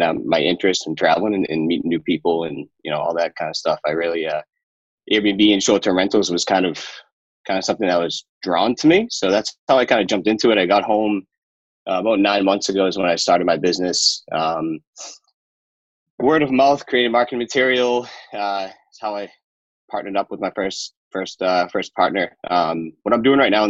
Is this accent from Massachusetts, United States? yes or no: yes; Boston, Massachusetts, United States; I'm from the Boston area